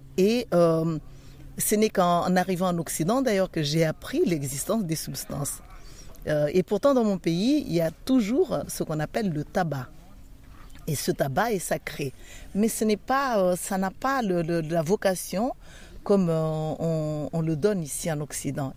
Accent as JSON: {"language": "French", "country": "Madagascar", "said": "Je suis originaire de Madagascar"}